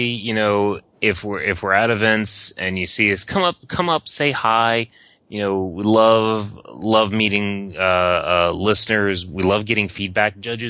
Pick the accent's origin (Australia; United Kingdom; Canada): Canada; Mine was actually, I'm a Canadian and I like